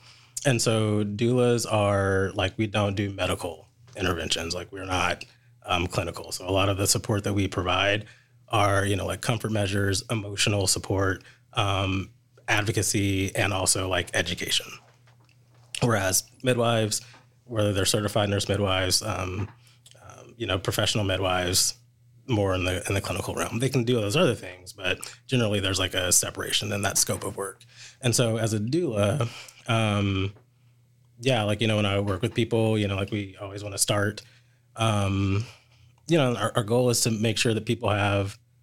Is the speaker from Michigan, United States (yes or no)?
no; Louisville, Kentucky, United States; moved away as an adult; also born or lived in North Carolina; now in Louisville, United States; I'm born and raised in Louisville